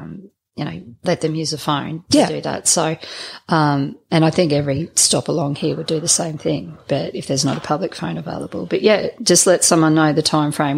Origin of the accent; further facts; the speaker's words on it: North Stradbroke Island, Queensland, Australia; we moved from the city to Stradbroke Island. So I grew up on North Stradbroke Island